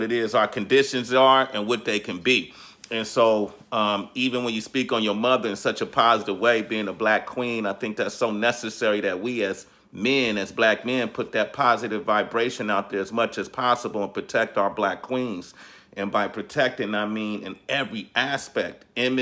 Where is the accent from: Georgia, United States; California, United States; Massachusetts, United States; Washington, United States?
California, United States; Oakland; folks that I grew up with in Oakland.